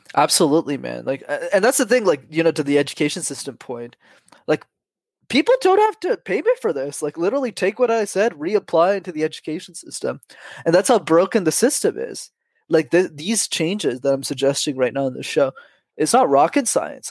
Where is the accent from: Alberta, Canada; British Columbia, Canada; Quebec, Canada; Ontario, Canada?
Quebec, Canada; Montreal; I grew up in Montreal.